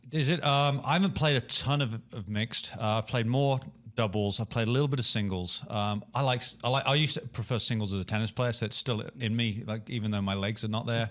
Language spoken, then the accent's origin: English; Birmingham, West Midlands, United Kingdom; moved away; my hometown, Birmingham